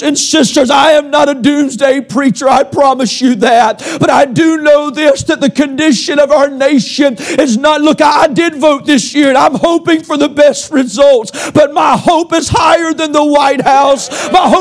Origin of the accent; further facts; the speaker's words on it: United States; I'm an American, but I'm a Christian first